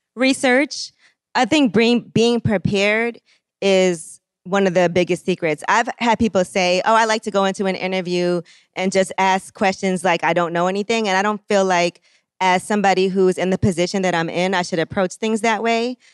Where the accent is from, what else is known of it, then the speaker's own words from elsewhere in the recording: New York City, New York, United States; I grew up, just in Brooklyn. I'm from Flatbush.